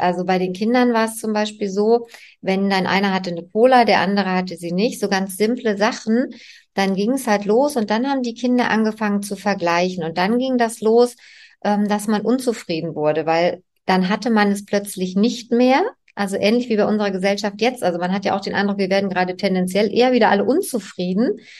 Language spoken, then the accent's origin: German; East Germany, Germany; ich bin ja in der DDR groß geworden